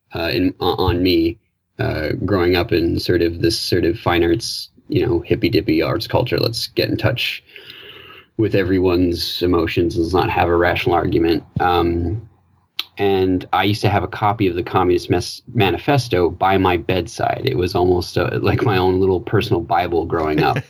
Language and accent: English; Newfoundland and Labrador, Canada; I'm, I'm from Newfoundland